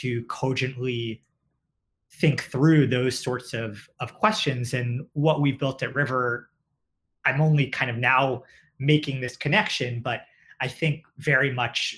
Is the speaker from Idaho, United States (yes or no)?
no; New York City, New York, United States; also born or lived in Westchester; I grew up in New York, both in the city and in Westchester. So have stayed local.